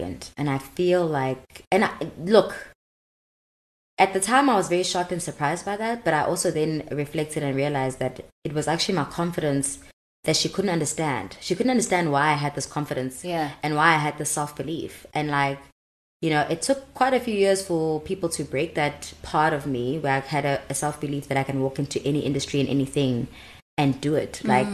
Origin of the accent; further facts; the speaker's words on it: Durban, KwaZulu-Natal, South Africa; moved away as an adult; also born or lived in Cape Town; now in Johannesburg, South Africa; go back to Durban